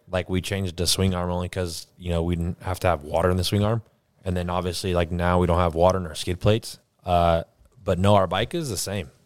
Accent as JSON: {"language": "English", "country": "United States", "said": "as an American"}